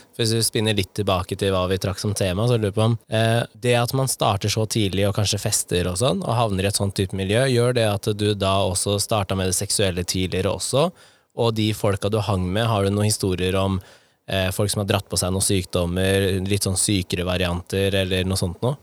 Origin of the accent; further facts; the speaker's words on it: Nittedal, Akershus, Norway; Der hvor jeg vokste opp, i Nittedal